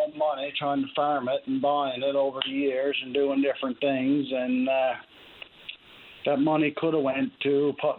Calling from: Clarenville, Newfoundland and Labrador, Canada; I'm calling you from Clarenville here.

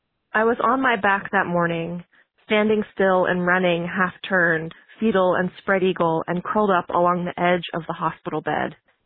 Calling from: San Francisco, California, United States; I'm calling from San Francisco, California

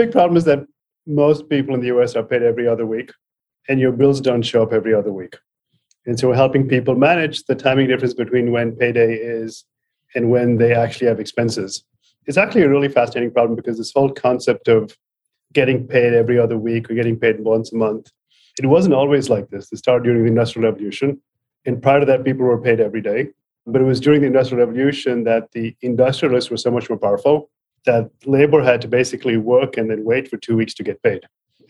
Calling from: Palo Alto, California, United States; From Palo Alto.

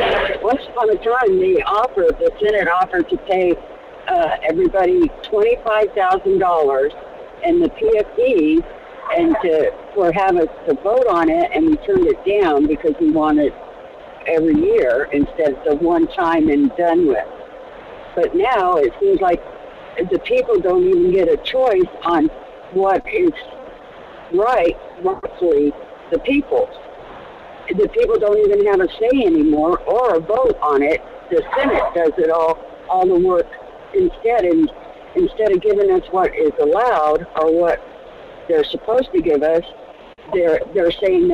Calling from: Fairbanks, Alaska, United States; from Fairbanks.

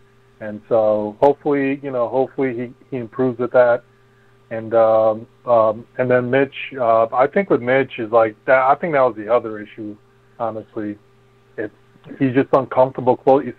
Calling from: New Jersey, United States; I'm calling from New Jersey.

